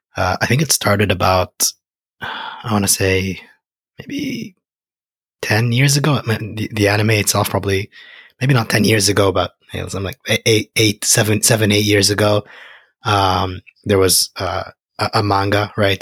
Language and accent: English; Egypt; moved away; I'm from Egypt.